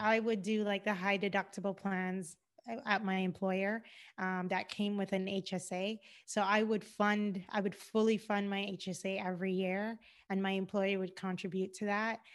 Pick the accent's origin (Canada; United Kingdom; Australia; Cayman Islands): Cayman Islands; moved away as an adult; also born or lived in Georgia, United States; now in Los Angeles, United States; I'm originally from the Cayman Islands. I've been in the United States now for over ten years